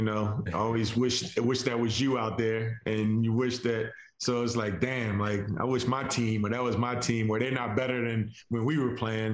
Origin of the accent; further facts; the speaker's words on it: Philadelphia, Pennsylvania, United States; I grew up in Mount Airy